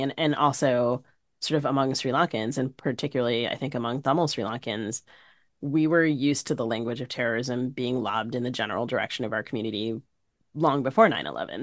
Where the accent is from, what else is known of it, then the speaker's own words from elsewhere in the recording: D.C., East Coast, United States; So I grew up on the East Coast, primarily outside the Washington, D C area